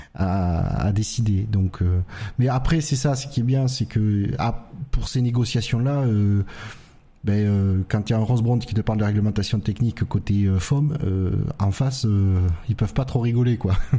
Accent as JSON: {"language": "French", "country": "France", "said": "en tant que Français européen"}